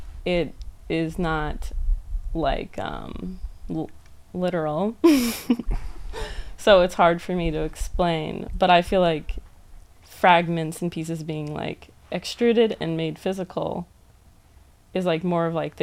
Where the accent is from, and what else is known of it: New Jersey, United States